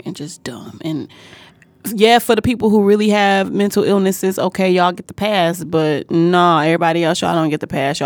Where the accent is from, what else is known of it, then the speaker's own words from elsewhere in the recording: Detroit, Michigan, United States; my little place that I grew up in on Joy Road in Chicago, or between Joy Road and Chicago, Greenfield